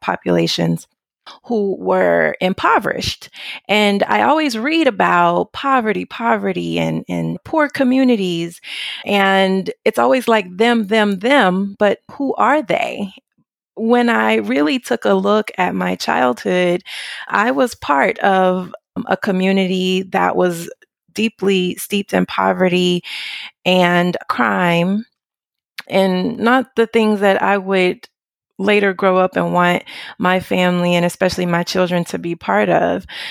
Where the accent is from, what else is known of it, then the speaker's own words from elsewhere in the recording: Memphis, Tennessee, United States; moved away as an adult; now in Orvieto, Italy; I am from Memphis, Tennessee, what I consider deep south of the United States